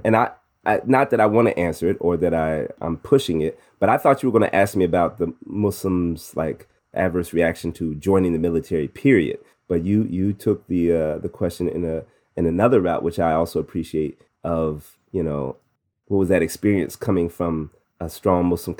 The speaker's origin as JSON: {"language": "English", "region": "Midwest", "country": "United States", "tie": "born or raised there", "also_born_or_lived": "New Jersey / Missouri / Illinois / Indiana", "said": "Born in New Jersey, but raised in the Midwest between Missouri, Illinois, and Indiana."}